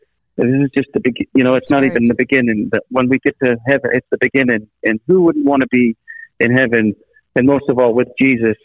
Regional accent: Scotland, United Kingdom; now in United States; in Scotland. Still, you know, and now I'm here in America, but I guess I'm more Americanized now than I am Scottish when you think about it.

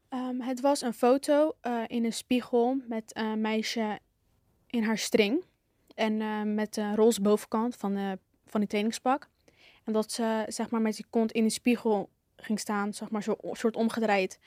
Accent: Hellevoetsluis, South Holland, Netherlands; ik kom uit Hellevoetsluis, Zuid-Holland

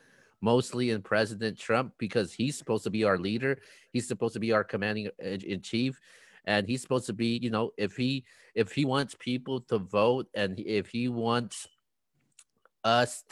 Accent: United States; we as the American people

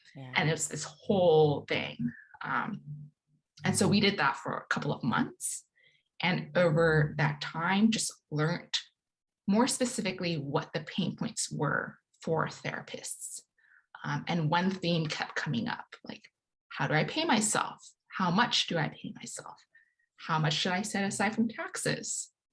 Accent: Hong Kong; moved away as an adult; now in United States; growing up in Hong Kong

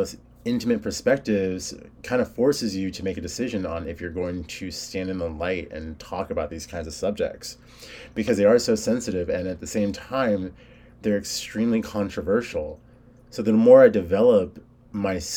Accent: California, United States; I was born in California. My family's Hispanic

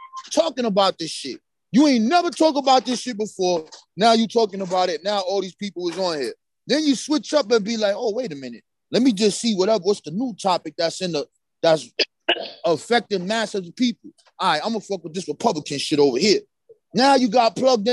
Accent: New York, United States; I'm from New York

